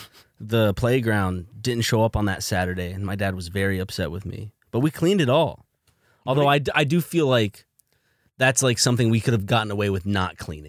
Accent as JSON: {"language": "English", "region": "South Carolina", "country": "United States", "moved": "yes", "said": "We're from South Carolina."}